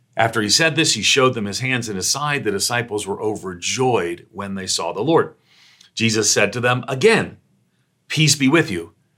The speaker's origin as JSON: {"language": "English", "region": "New York", "country": "United States", "also_born_or_lived": "Northeastern United States", "said": "I'm a New Yorker"}